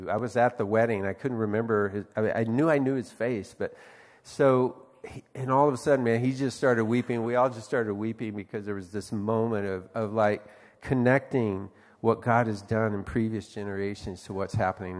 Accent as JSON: {"language": "English", "region": "West Texas", "country": "United States", "tie": "born or raised there", "said": "because I grew up in the Northwest Texas Conference in Texas of the Methodist Church"}